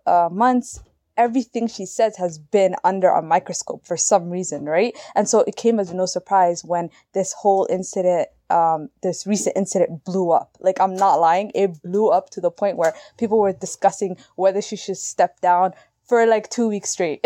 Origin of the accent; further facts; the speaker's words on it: Canada; we're Canadian, I'm in Canada